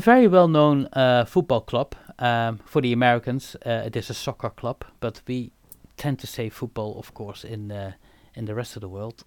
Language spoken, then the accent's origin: English; Eindhoven, North Brabant, Netherlands; I am born and raised in Eindhoven